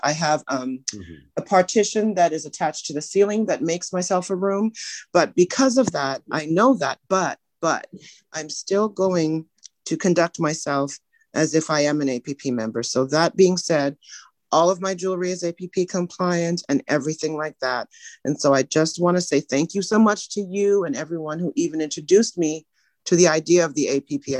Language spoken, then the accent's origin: English; Canada; now in Huntsville, United States; I am from Canada. My parents are Trinidadian